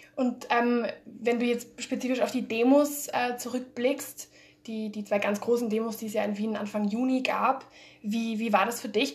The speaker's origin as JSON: {"language": "German", "country": "Spain", "tie": "born or raised there", "also_born_or_lived": "Germany", "moved": "as an adult", "lives_now": "Austria", "said": "ich bin ursprünglich aus Spanien, bin yeah. in Deutschland geboren, bin aber nach Spanien gezogen recht, äh, recht früh"}